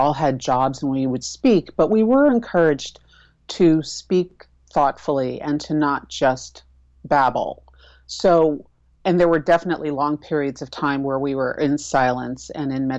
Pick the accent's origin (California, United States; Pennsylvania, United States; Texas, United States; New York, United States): New York, United States; New York City; I'm originally from Manhattan, so busy is the water that I was born swimming